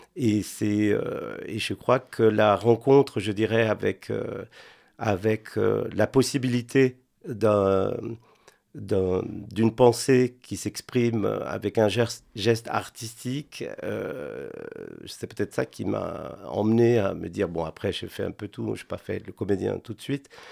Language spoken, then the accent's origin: French; Buenos Aires, Argentina; French is a second language; moved away as an adult; also born or lived in Spain; now in France; j'ai grandi en Argentine avec mon père